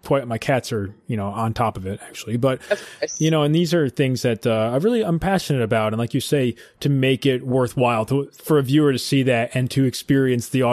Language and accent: English; Albany, New York, United States; I grew up in Albany, New York